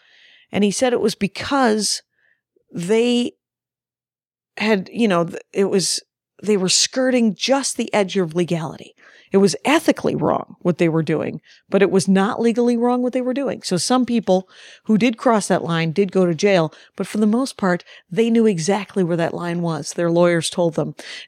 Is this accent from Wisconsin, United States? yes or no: yes; Jefferson, Wisconsin, United States; now in New Jersey, United States; I am also from Wisconsin, Jefferson specifically, went to St. Norbert. But I live in Jersey, so I similarly reference it constantly.